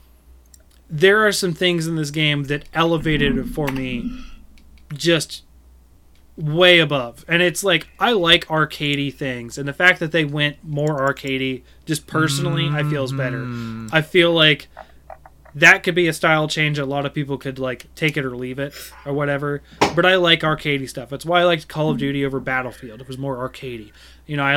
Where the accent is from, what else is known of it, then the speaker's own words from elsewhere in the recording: United States; I'm American